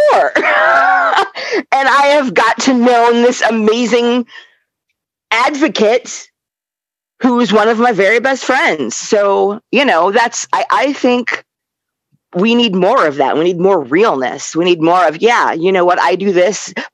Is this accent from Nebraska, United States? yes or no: yes; Omaha, Nebraska, United States; I grew up in Nebraska, a black gamer girl